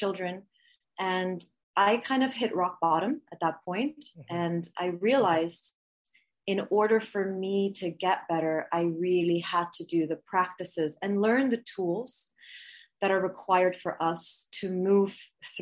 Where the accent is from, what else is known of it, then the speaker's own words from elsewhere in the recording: Switzerland; moved away; also born or lived in Bali / Canada; I'm half Swiss, half Filipina. And I grew up in Switzerland and then moved to Bali and then lived all around the world